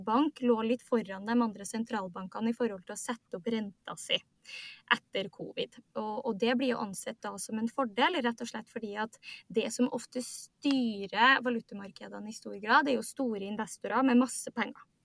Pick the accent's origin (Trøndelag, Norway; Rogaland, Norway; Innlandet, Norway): Trøndelag, Norway; Trondheim; moved away as an adult; now in Oslo, Norway; jeg er fra, fra Trondheim, men eh, kaller meg sjøl for klimaflyktning. Fordi jeg flytta til Oslo